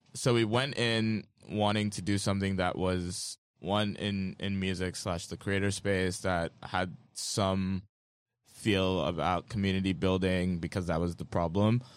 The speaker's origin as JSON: {"language": "English", "region": "Lagos", "country": "Nigeria", "tie": "born or raised there", "said": "I grew up in Lagos, Nigeria, in a family of artists"}